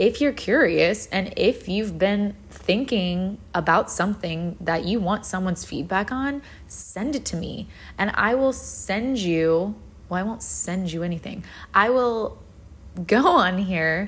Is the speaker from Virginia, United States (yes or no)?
yes; Virginia, United States; now in Florida, United States; I live in Florida now, but I grew up in Virginia.